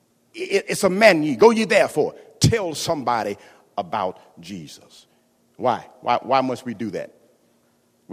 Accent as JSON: {"language": "English", "region": "Florida", "country": "United States", "also_born_or_lived": "Kentucky", "moved": "as an adult", "said": "I came from Florida, went to Kentucky"}